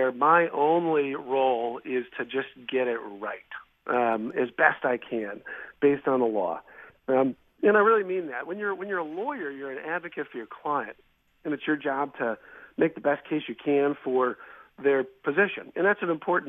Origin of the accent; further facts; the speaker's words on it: Milwaukee, Wisconsin, United States; also born or lived in Illinois; I am, yeah, born and raised in Wisconsin, yep, from Milwaukee, actually, northwest side of the city